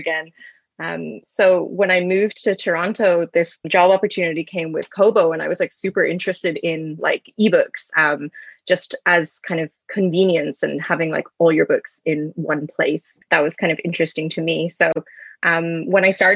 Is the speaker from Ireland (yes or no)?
yes; Ireland; moved away as an adult; now in Canada; I'm originally from Ireland. I've been living in Canada for about 8 years.